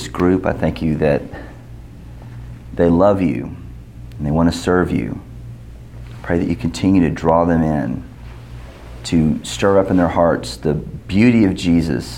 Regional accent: United States

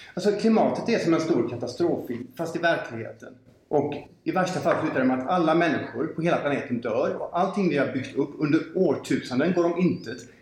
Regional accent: Gothenburg, Västra Götaland, Sweden; jag är född i Göteborg, jag har bott här större delen av mitt liv

